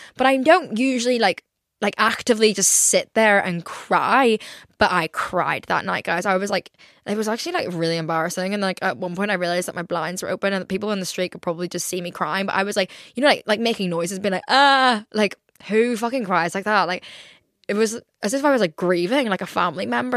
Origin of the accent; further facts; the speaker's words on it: Ireland; I'm Irish